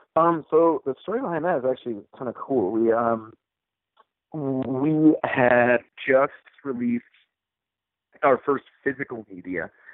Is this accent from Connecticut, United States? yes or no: no; Utah, United States; also born or lived in Issaquah, Washington; my family relocated to Utah when I was probably 12 years old or so. Um, so I, most of my formative years were spent here in Utah